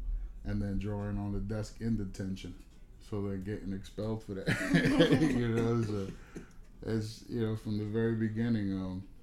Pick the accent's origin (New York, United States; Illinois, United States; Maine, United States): New York, United States; Haverstraw; now in Orange County, New York, United States; I'm originally from Rockland County, New York, a small town called Haverstraw